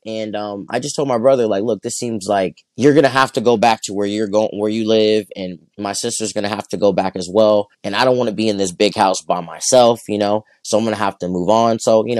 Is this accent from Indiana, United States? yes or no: no; Flint, Michigan, United States; born or raised there; also born or lived in Culver City, California; now in Torrance, United States